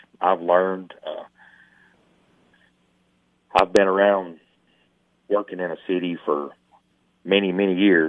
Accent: Baxter, Tennessee, United States; I grew up in this town, and this is my hometown, Baxter, Tennessee

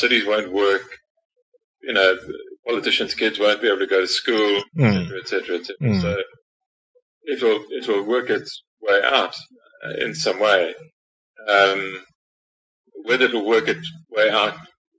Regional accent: South Africa; it's great being a South African

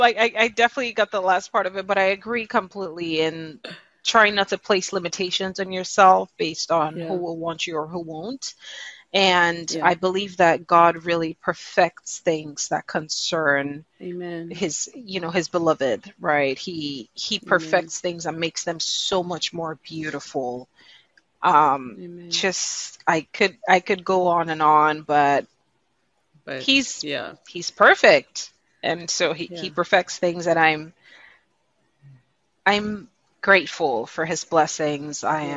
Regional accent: Nigeria; People identify that I'm Nigerian African through my name, my accent when I share it, but primarily through music.

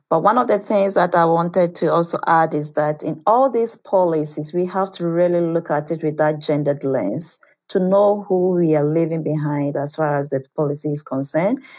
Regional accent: Nkinkesu, Ashanti, Ghana; I'm 33 years of age. I'm a farmer and also a trader. I'm from Nkinkesu, Ashanti region, Ghana.

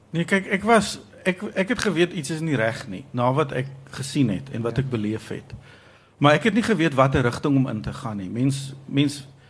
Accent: South Africa

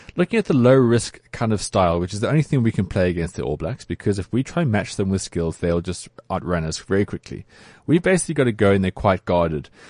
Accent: South Africa; as South African rugby players.

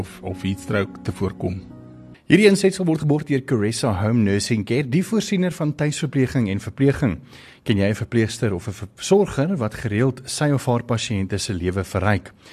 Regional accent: South Africa; ons as Suid-Afrikaners

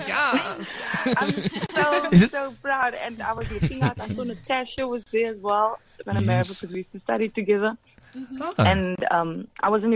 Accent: Cape Town, Western Cape, South Africa; I'm from Ocean View in Cape Town and we speak with a very mixed

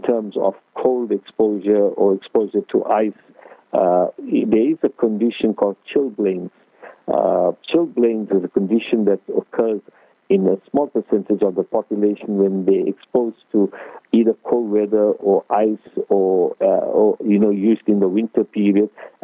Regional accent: Durban, KwaZulu-Natal, South Africa; now in Cape Town, South Africa; ek is from the Cap, but I'm originally from Durban, so my Afrikaans is sort of limited.

